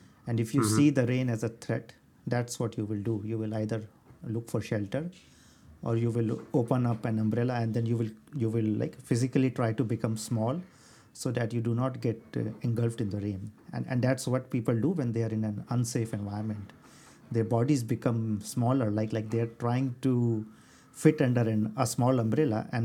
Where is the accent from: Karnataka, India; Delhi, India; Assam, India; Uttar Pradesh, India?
Delhi, India; I grew up in Delhi, which is a very hot place to live in.